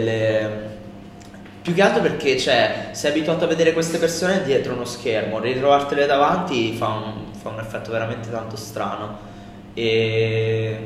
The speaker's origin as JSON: {"language": "Italian", "town": "Civitanova Marche", "region": "Marche", "country": "Italy"}